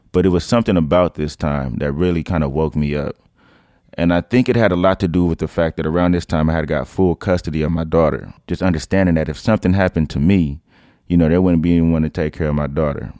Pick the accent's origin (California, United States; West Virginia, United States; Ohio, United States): California, United States; Oakland; also born or lived in San Lorenzo, California; I'm from East Oakland. Uh, I moved there when I was about nine years old, from San Lorenzo.